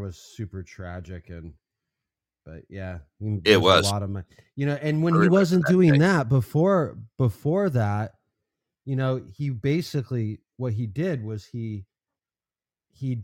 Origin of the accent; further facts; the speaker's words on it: Arizona, United States; I'm from Arizona